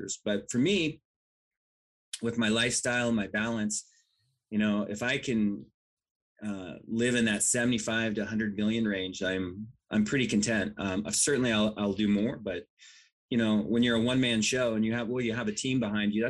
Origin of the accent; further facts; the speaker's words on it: Washington, United States; I grew up in Washington